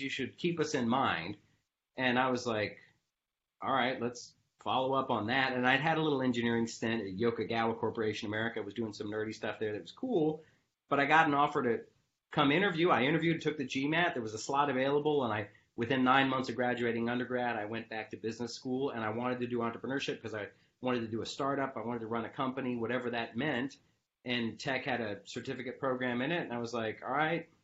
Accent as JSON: {"language": "English", "town": "Peachtree City", "region": "Georgia", "country": "United States", "tie": "born or raised there", "said": "I grew up in Peachtree City, south of Atlanta"}